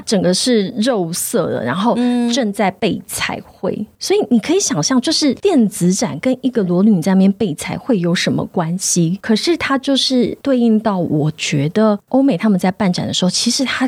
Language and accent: Chinese; Tainan, Taiwan; 我是乡下孩子，我是台南人